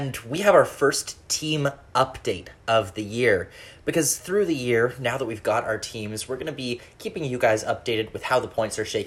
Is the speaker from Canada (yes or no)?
yes; Canada; being Canadian